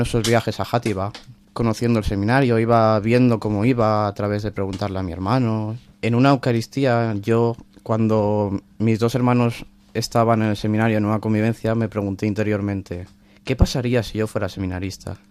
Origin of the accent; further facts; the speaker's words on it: Alboraya, Valencian Community, Spain; yo soy de, la ciudad de Alboraya, pegada a Valencia